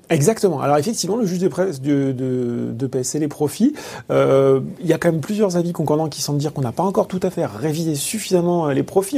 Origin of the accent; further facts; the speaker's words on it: France; chez nous, en France